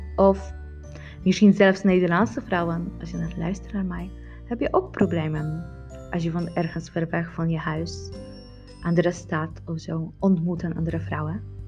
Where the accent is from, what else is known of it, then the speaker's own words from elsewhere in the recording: Poland; Dutch is a second language; moved away as an adult; now in Netherlands; Hoe ik ervaar moederschap als een Poolse vrouw in Nederland